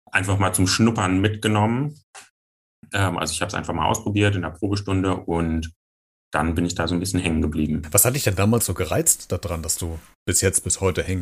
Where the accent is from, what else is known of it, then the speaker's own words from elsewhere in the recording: Giessen, Hesse, Germany; ich bin 25 Jahre alt, ich komme aus Gießen und ich bin Pole Dancer.